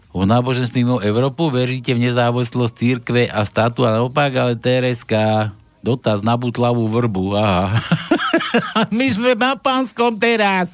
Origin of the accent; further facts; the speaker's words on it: Slovakia; my sme Slováci